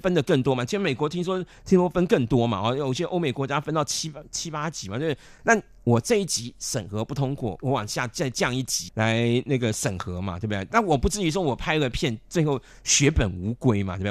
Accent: Taipei, Taiwan; 因为我从小是在北投长大的

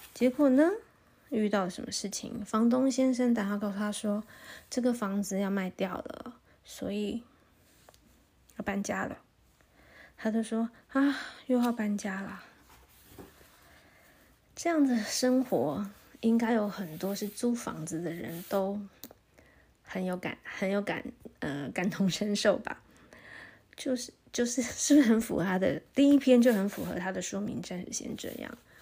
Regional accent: Taipei, Taiwan; moved away as an adult; now in Taichung, Taiwan; 我自己其实是，是台北长，长大的，所以，然后后来才搬来台中，差不多十年吧

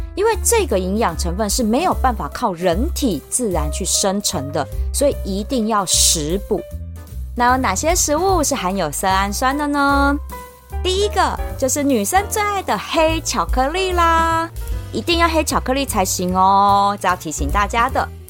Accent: Taiwan; 我们台湾人

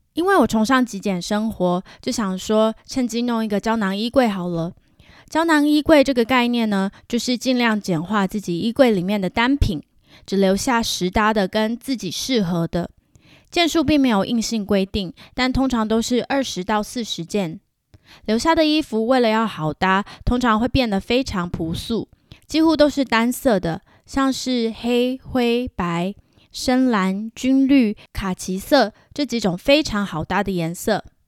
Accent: Pingtung County, Taiwan; moved away as an adult; also born or lived in Hsinchu, Taiwan; now in Vancouver, Canada; 搬来加拿大前，我要从租屋处新竹搬回老家屏东

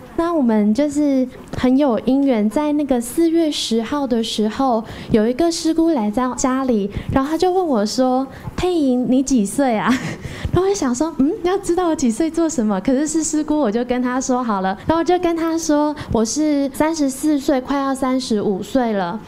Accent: Dajia, Taichung, Taiwan; 我是来自大甲的

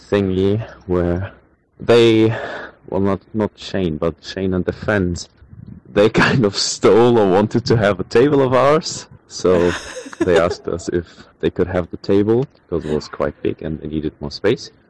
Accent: Hamburg, Germany; English is a second language; now in Taiwan; I'm from Hamburg, Germany, and I came to Taiwan to study abroad for a semester.

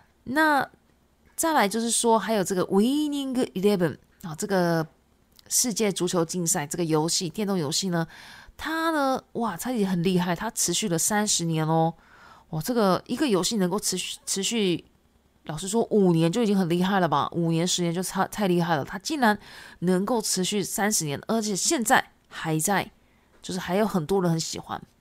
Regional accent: Shizuoka, Japan; born there; Chinese is a second language; 因为我本身是日本人，那我是从这个静冈县出生的哈。静冈县呢，它是一个足球非常非常有名的一个县市

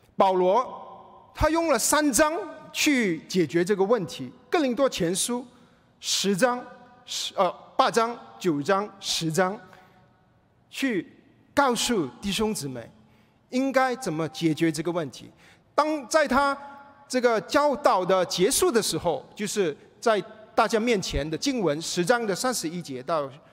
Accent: Malaysia; now in United States; 我回去马来西亚亲人不信主

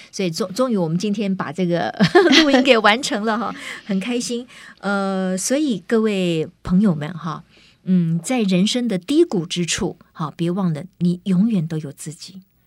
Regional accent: Kaohsiung, Taiwan; moved away; 我回高雄看我的妈妈

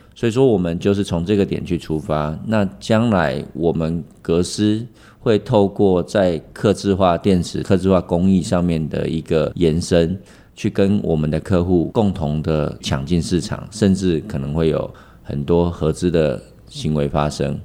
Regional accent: Taiwan; 我们台湾人的精神

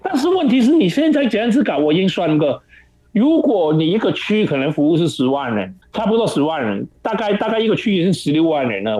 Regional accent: Hong Kong; moved away as an adult; also born or lived in Taichung, Taiwan; now in Taiwan; 我就回香港

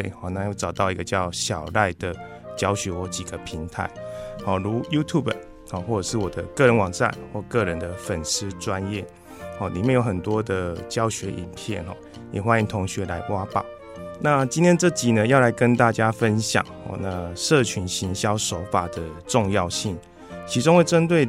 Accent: Chiayi, Taiwan; 呃，我来自嘉义。哦，那嘉义大家最听到最有名应该就是鸡肉饭嘛，所以应该很有印象。

